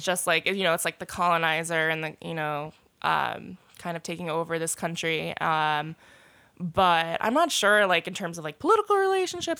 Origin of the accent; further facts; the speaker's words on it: New York City, New York, United States; Born and raised on the Upper East Side